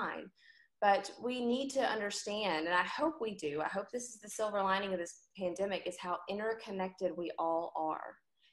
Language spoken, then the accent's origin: English; Memphis, Tennessee, United States; I live here, I work here, I'm from Memphis, my home is here